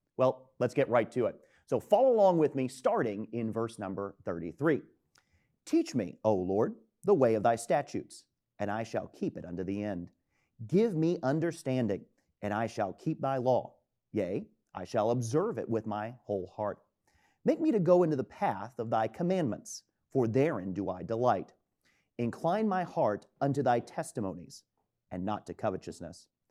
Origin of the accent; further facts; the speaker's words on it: Tampa, Florida, United States; moved away as an adult; now in Easton, United States; my hometown of Tampa, Florida